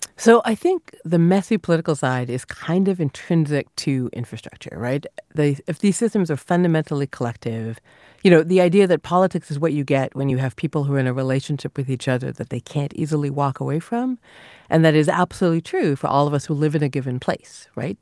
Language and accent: English; near Niagara Falls, Ontario, Canada; I grew up near Niagara Falls